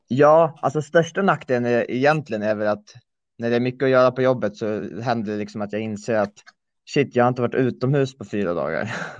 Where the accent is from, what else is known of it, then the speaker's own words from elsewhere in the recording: Gotland, Sweden; moved away as an adult; also born or lived in Örebro; now in Uppsala, Sweden; jag föddes i Örebro, bodde där tills jag var nio. Sen flyttade jag till Gotland där jag bodde ehm, fram till eh, vårterminen 19 då jag flyttade till Uppsala